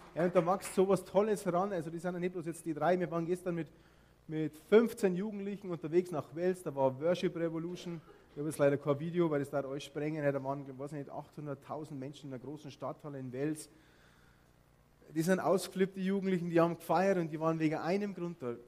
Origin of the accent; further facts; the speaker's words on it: Bavaria, Germany; accent: Bavarian; ich bin aufgewachsen in Bayern